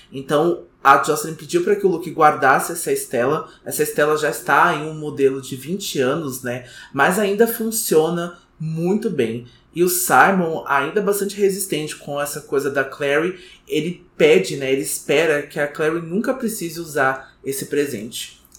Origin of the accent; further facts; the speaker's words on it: Brazil; a gente é brasileiro, né? Infelizmente, então todo dia a gente acorda brasileiro